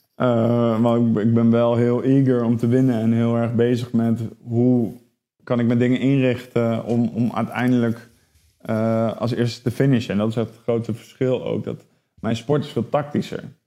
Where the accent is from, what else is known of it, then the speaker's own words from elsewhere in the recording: Netherlands; wij als Nederlanders